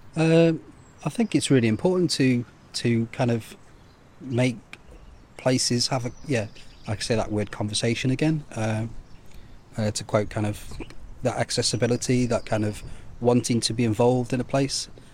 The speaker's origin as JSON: {"language": "English", "town": "Stoke-on-Trent", "region": "West Midlands", "country": "United Kingdom", "moved": "as an adult", "lives_now": "Guernsey", "said": "I'm from Stoke-on-Trent, Uh, so I came here in two thousand eight"}